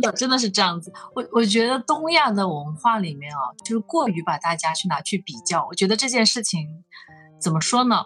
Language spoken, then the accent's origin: Chinese; Hunan, China; moved away as an adult; also born or lived in Shenzhen; 走出来的一个人，我是湖南人，然后我应该是，嗯，从来没有想过要去回到湖南去工作